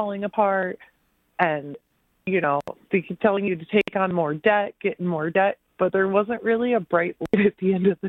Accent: Center Line, Michigan, United States; I grew up in Centerline, which is a very small city in the middle, like south middle of Warren

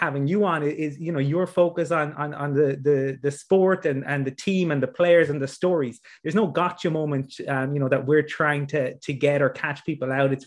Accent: Dublin, Leinster, Ireland; I'm from Dublin

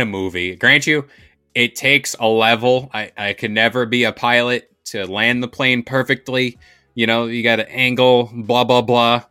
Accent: United States; I'm American

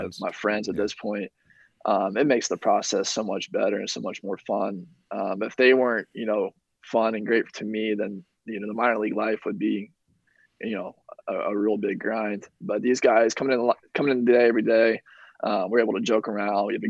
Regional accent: Indiana, United States; I'm from Indiana

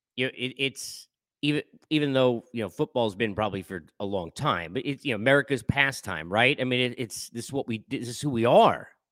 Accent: Long Island, New York, United States; Living in New York and growing up in Long Island

